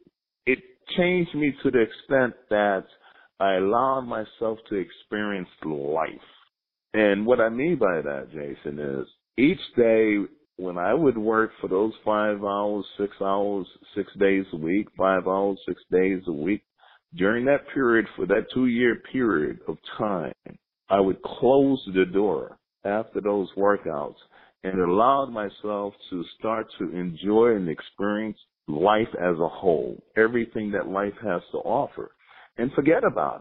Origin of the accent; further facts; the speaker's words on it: New York City, New York, United States; growing up in Brooklyn, running across the Brooklyn Bridge